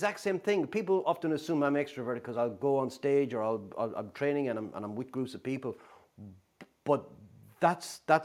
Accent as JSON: {"language": "English", "country": "Ireland", "tie": "born or raised there", "also_born_or_lived": "Dublin", "said": "grew up in a regional town in Ireland, about 80 miles south of Dublin"}